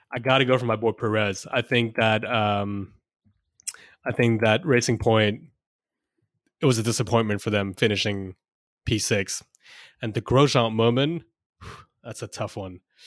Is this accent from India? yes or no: yes; India; I'm Indian